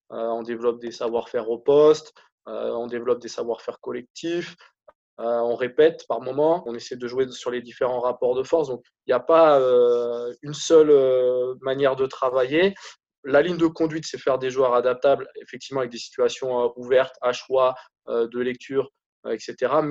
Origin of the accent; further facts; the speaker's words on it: Mont-de-Marsan, Nouvelle-Aquitaine, France; born there; Je suis né à Mont-de-Marsan, effectivement. J'y ai vécu très peu en fait.